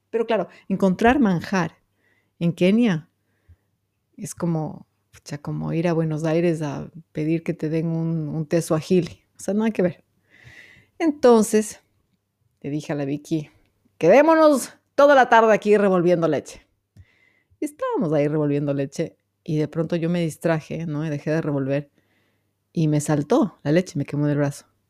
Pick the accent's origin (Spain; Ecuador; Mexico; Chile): Ecuador; soy bien ecuatoriana